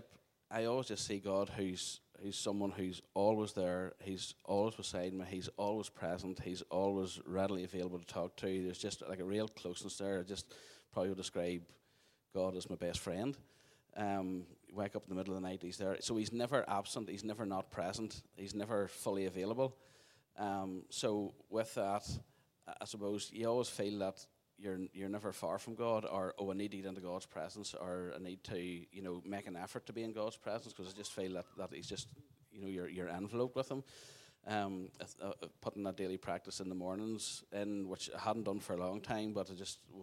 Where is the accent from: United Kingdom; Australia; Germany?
United Kingdom; Craigavon, Northern Ireland; I grew up in Craigavon, middle of Craigavon, went to Craigavon Presbyterian, grew up there.